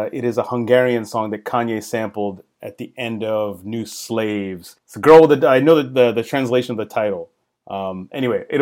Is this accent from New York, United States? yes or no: yes; New York, United States; I'm a New Yorker